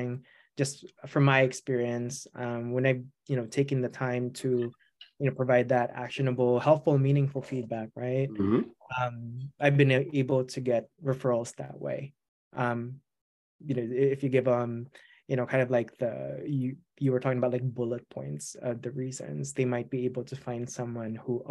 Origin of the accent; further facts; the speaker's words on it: Philippines; English is a second language; now in United States; I'm an immigrant. I grew up in the Philippines.